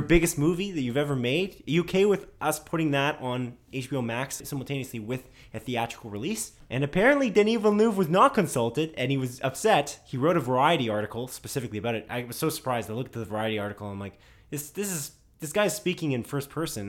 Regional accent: Canada; We're Canadian

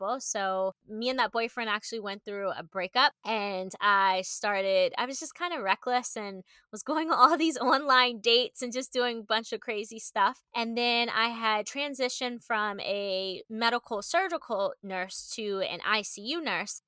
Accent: Maryland, United States; now in Austin, United States; I am an East Coaster. I'm from Maryland. I now live in Austin, Texas with my fiance

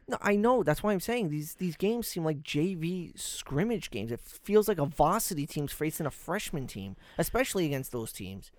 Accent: New England, United States; we're from the New England market

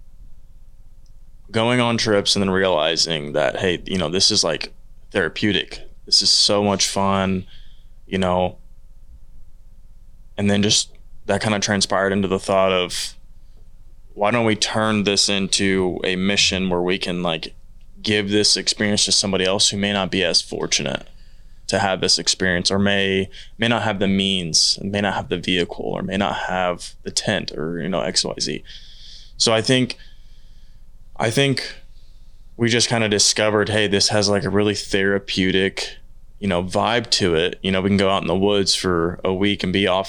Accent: Oklahoma, United States; I was born in Bonita, Oklahoma

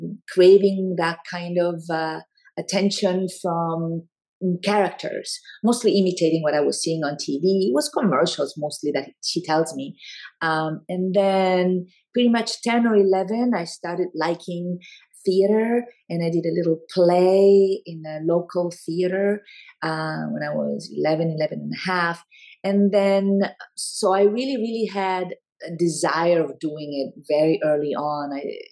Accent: Italy; English is a second language; moved away as an adult; also born or lived in Argentina; now in Los Angeles, United States; I was born in Argentina, grew up in Italy, and I've been in Los Angeles, in the United States, for a few decades now.

